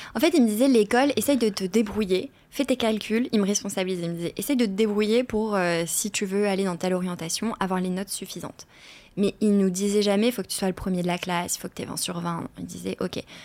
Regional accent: Arras, Hauts-de-France, France; moved away as an adult; also born or lived in Seville, Spain; Je suis née à Arras, dans le nord de la France

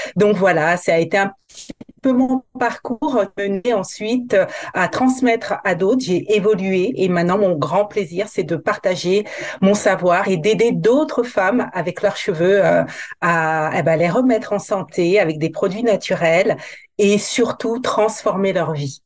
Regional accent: Guadeloupe; je suis originaire de la Guadeloupe, donc euh, je, je suis antillaise

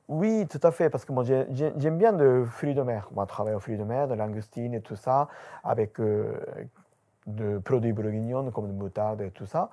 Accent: Japan; French is a second language; moved away as an adult; now in France; 8 Japonais qui installent dans Kobo

